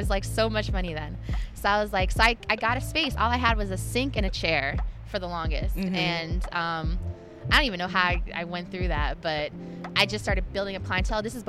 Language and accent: English; Maryland, United States; moved away as an adult; now in New York City, United States; I was from Maryland